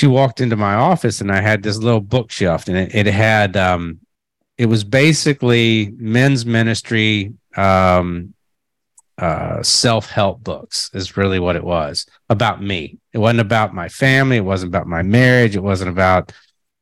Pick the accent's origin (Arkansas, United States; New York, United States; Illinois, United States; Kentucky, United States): Kentucky, United States; I'm a redneck from Kentucky